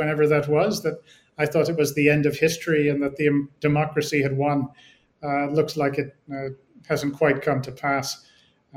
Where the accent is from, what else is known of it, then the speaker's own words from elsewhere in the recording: United States; As an American